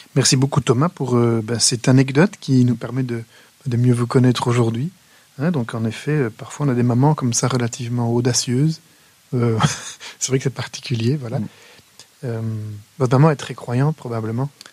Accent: Wallonia, Belgium; chez nous, en Wallonie

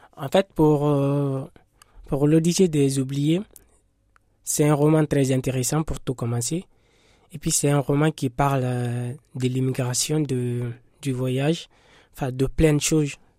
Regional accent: Guinea; now in France; je suis guinéen. Je suis en France, ça, fait deux ans.

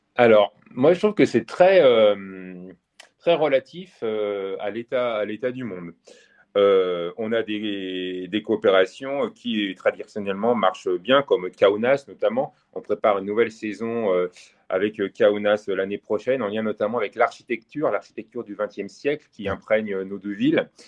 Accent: Savoy, Auvergne-Rhône-Alpes, France; je suis savoyard

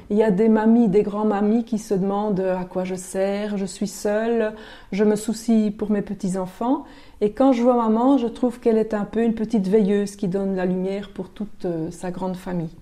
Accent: Basècles, Wallonia, Belgium; j'ai grandi à Basili, donc pas très loin d'ici

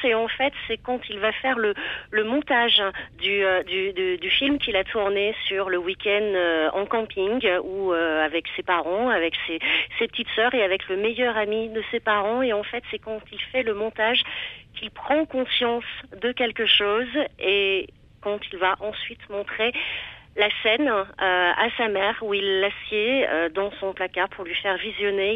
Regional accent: Limousin, Nouvelle-Aquitaine, France; j'ai grandi dans le Limousin

